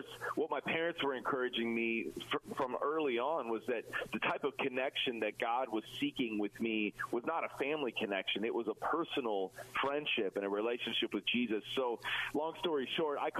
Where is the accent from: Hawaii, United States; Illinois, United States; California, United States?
Illinois, United States; Chicago; my hometown of Chicago